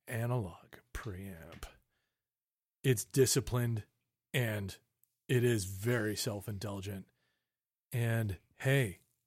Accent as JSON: {"language": "English", "town": "Toronto", "region": "Ontario", "country": "Canada", "tie": "born or raised there", "said": "where we talked a lot about radio and where we grew up in Toronto, the different stations and kind of the different formats that they had."}